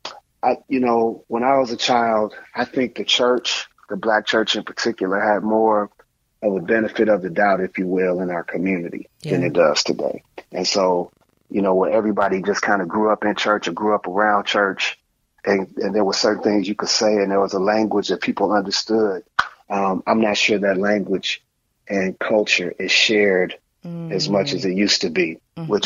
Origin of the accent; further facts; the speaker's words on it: Chicago, Illinois, United States; also born or lived in Maywood, Illinois; growing up in Chicago and you had front stoops and my front stoop was the stage.